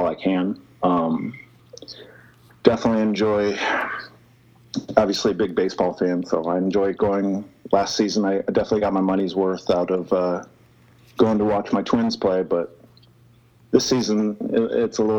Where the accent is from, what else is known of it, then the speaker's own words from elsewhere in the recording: rural Nebraska, United States; moved away as an adult; I grew up in rural Nebraska. Like, my hometown is, I think on the sign it says like 800 some, like 860 some people, maybe